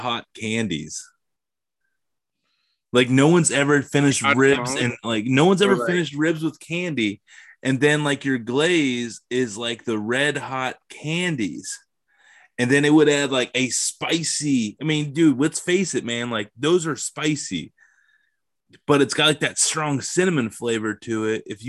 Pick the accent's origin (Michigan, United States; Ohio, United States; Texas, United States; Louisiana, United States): Ohio, United States; I'm from Ohio